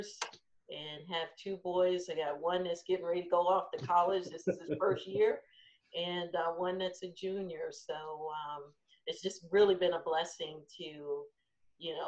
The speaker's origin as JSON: {"language": "English", "town": "Camden", "region": "New Jersey", "country": "United States", "moved": "yes", "said": "I'm originally from New Jersey, Camden, New Jersey"}